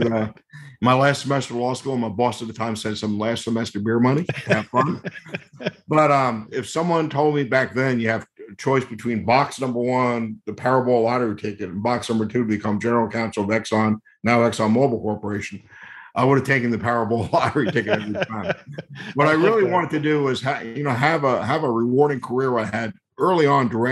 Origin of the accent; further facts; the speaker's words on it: New Jersey, United States; moved away as an adult; also born or lived in Maine / New Orleans; I grew up in New Jersey, as you mentioned, and I went to college in Maine.